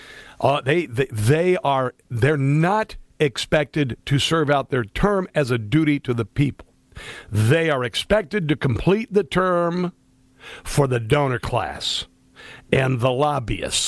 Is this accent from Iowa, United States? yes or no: yes; Iowa, United States; moved away; I grew up in Iowa